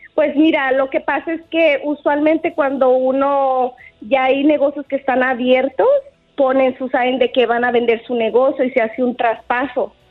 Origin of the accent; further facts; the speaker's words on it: Guadalajara, Jalisco, Mexico; also born or lived in Whittier, California; now in United States; Yo soy mexicana de Guadalajara, Jalisco, inmigrante.